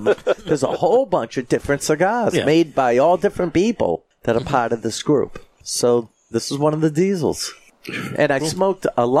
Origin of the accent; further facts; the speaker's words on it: Methuen, Massachusetts, United States; And we grew up in Methuen.